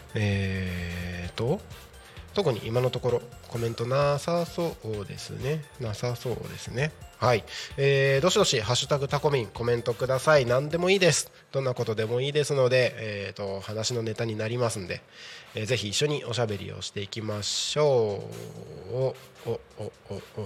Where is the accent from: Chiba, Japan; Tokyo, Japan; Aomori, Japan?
Aomori, Japan; Takko; moved away; 僕がね青森県の田子町の出身ということで